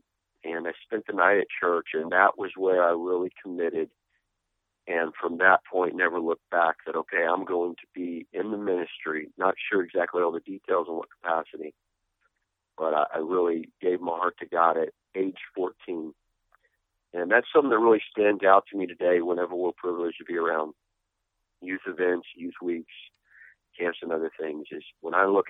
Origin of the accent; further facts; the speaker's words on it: Indianapolis, Indiana, United States; I was born and raised in Indianapolis, Indiana